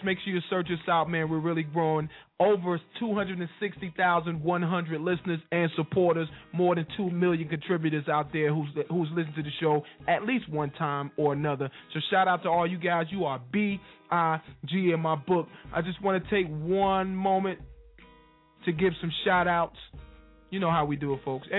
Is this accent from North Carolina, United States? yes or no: yes; North Carolina, United States; I'm from North Carolina